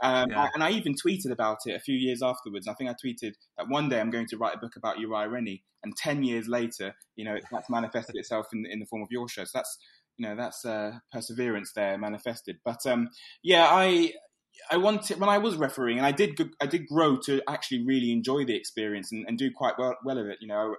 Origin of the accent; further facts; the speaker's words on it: London, United Kingdom; also born or lived in Islington; I grew up in Hoxton, and I moved to Islington.